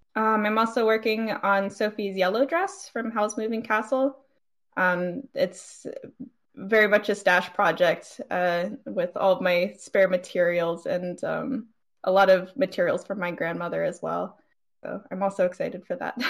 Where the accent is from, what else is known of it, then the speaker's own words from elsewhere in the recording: East Coast, United States; I'm a cosplayer from the East Coast.